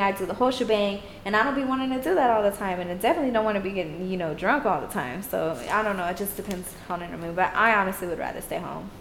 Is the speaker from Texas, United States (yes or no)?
yes; Austin, Texas, United States; also born or lived in Houston; I was born in Austin and I lived part of my life in Austin and even in Houston